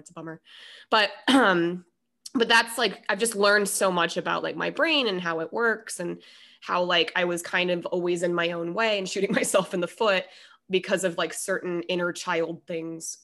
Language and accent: English; Denver, Colorado, United States; I'm from Denver